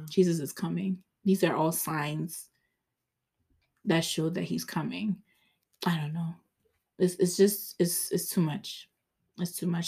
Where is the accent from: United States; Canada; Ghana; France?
Ghana; I'm Ghanaian